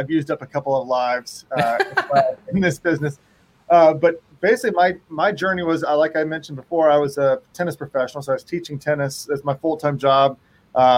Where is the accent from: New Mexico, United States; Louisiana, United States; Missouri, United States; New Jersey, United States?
Missouri, United States; Kansas City; moved away as an adult; also born or lived in Tennessee; I was born and raised in Kansas City